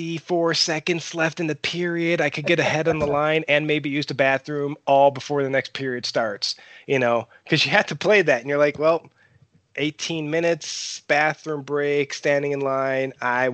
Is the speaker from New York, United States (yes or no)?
yes; Buffalo, New York, United States; I'm originally from the Buffalo Niagara Falls area. I've moved around a lot in the last 22, 23 years